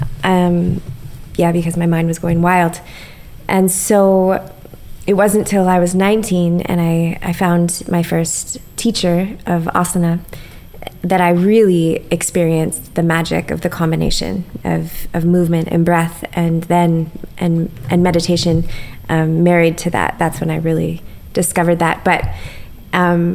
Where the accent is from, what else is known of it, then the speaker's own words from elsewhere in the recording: Ontario, Canada; I grew up in a small town in Ontario that was an Amish town